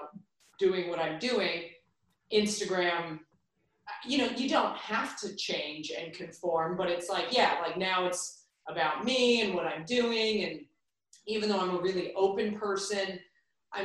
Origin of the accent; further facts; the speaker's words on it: Reno / California, United States; moved away; also born or lived in New York; when I moved from Reno to California, where my mom grew up, when I was 10